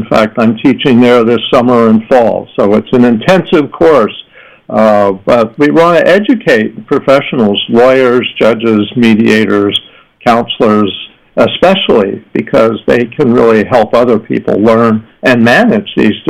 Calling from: San Diego, California, United States; I'm calling in from San Diego.

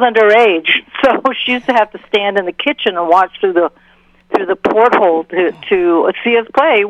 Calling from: Goshen, Massachusetts, United States; Goshen, Massachusetts, where I live at on the IMA property, where we do our rock and roll girls camps

